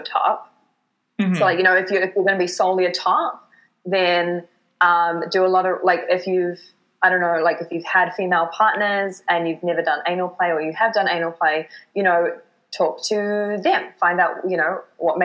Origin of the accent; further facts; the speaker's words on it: New Zealand; moved away as an adult; now in Vancouver, Canada; my home in New Zealand